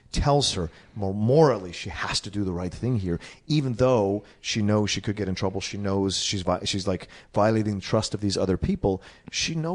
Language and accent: English; East Coast, United States; growing up on the East Coast.